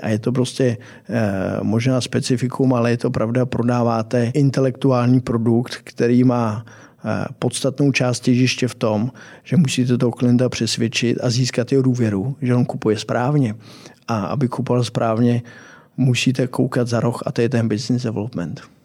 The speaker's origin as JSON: {"language": "Czech", "country": "Czechia", "said": "jako Češi"}